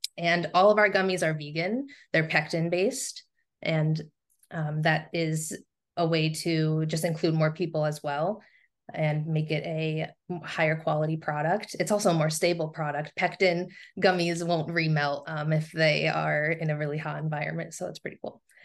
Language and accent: English; Southern Tier, upstate New York, United States; now in Rochester, United States; my native region of upstate New York is the Southern Tier